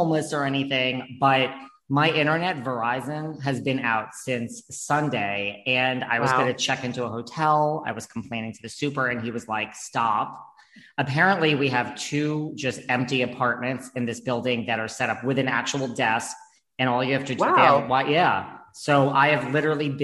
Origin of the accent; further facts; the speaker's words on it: New York City, New York, United States; also born or lived in Greenwich, Connecticut; I am from like New York, Connecticut. I grew up between here and Connecticut. Divorced parents, splitting the time.